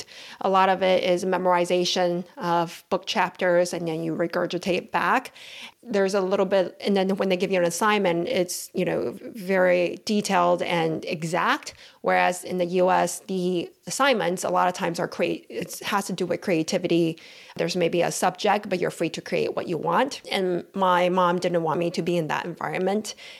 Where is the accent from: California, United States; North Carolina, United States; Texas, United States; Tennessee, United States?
Texas, United States; Houston; also born or lived in Taiwan; I moved to Houston when I was 9 years old